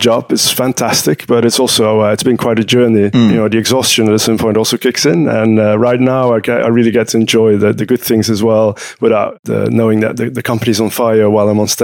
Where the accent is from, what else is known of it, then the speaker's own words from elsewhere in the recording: Utrecht, Netherlands; I'm in Utrecht, which is my hometown. I live here.